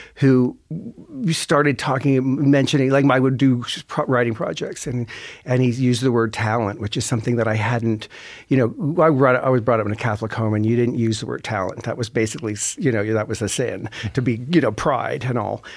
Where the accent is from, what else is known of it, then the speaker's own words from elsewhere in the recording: Sydney, Nova Scotia, Canada; also born or lived in Toronto; I'm from Cape Breton, and I'm, I'm living there a lot of the time